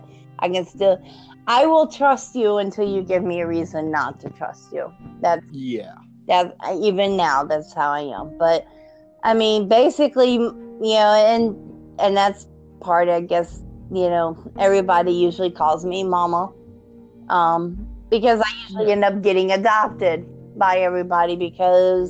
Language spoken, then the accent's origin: English; the South, United States; I'm from the South. My granny is from Georgia. I've got good old-fashioned Southern roots.